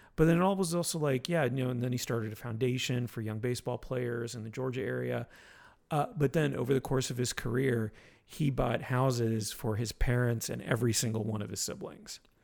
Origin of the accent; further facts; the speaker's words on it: Montreal, Quebec, Canada; moved away; also born or lived in Florida; I was born in Montreal.